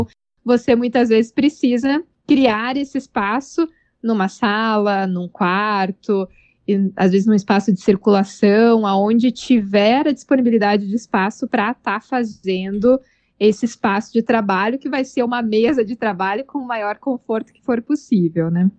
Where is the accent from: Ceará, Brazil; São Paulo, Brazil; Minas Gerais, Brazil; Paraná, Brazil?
Paraná, Brazil; Curitiba; also born or lived in Denmark / Portugal; Sou de Curitiba e trabalho aqui